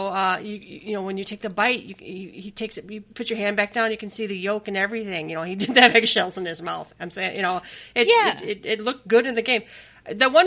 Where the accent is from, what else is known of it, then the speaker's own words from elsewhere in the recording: Minnesota, United States; we grew up in Minnesota